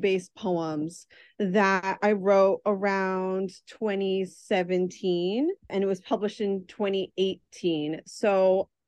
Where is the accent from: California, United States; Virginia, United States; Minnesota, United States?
Virginia, United States; I grew up in Virginia during a time when there were almost no Salvadorans